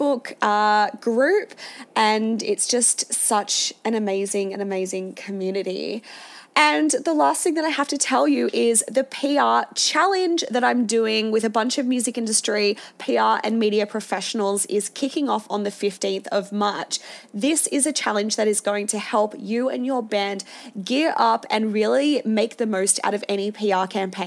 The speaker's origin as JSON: {"language": "English", "town": "Sydney", "region": "New South Wales", "country": "Australia", "tie": "born or raised there", "moved": "as an adult", "lives_now": "Melbourne, Australia", "said": "growing up in the Shire"}